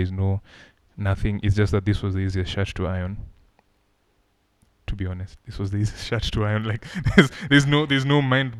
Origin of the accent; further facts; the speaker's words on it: Kenya; I am Kenyan.